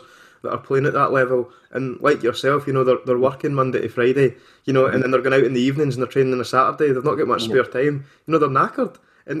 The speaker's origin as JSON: {"language": "English", "region": "Scotland", "country": "United Kingdom", "said": "a Scottish football fan living in Scotland"}